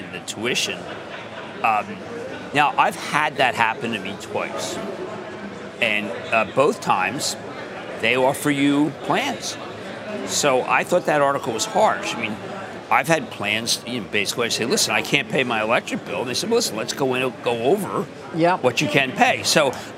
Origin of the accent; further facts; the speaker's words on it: Philadelphia, Pennsylvania, United States; I'm from Philadelphia